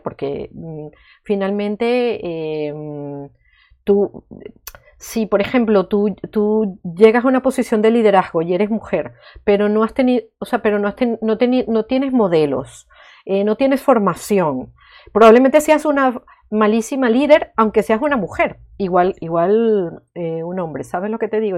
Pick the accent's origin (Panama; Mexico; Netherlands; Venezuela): Venezuela; now in Spain; Yo nací en Venezuela, llevo viviendo en España muchísimos años